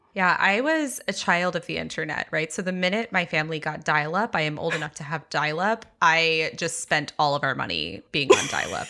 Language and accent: English; Texas, United States; I grew up very evangelical in Texas